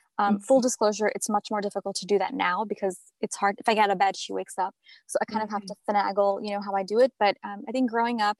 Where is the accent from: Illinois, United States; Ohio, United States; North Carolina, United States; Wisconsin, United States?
Illinois, United States; Chicago; now in Southern New Jersey, United States; I grew up in Chicago